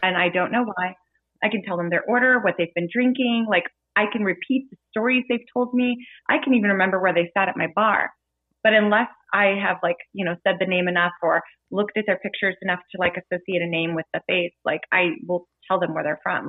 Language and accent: English; Kansas City, United States; I'm from the Kansas City area